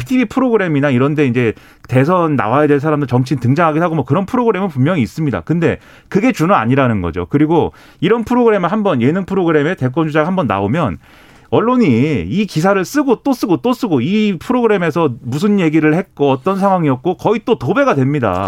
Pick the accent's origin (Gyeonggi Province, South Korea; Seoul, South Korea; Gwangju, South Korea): Gyeonggi Province, South Korea; Suwon; 수원 출신, 네, 수원에서 초, 중, 고, 대학교 다 나온